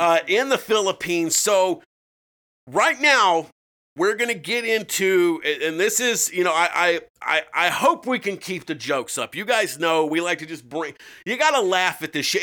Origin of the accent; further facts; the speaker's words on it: United States; we're American